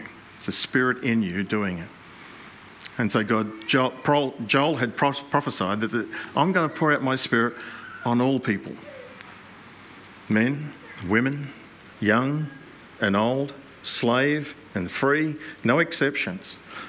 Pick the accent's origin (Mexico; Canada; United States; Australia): Australia; New South Wales; Yes. I'm from New South Wales.